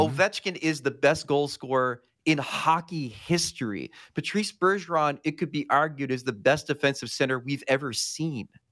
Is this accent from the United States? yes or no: yes; United States; I'm an American.